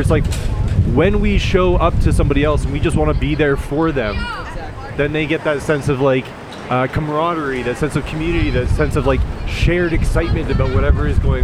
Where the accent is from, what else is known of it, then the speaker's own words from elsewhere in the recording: Canada; I'm from Canada.